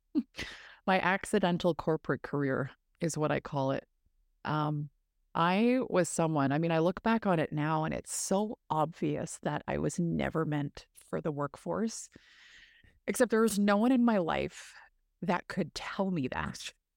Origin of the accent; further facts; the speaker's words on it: Massey, Ontario, Canada; I grew up in northern Ontario, rural northern Ontario, small town called Massey